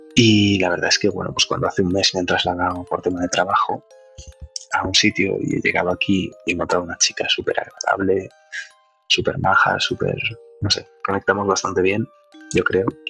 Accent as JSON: {"language": "Spanish", "town": "Burgos", "region": "Castile and León", "country": "Spain", "moved": "yes", "said": "tengo 28 años y soy de Burgos"}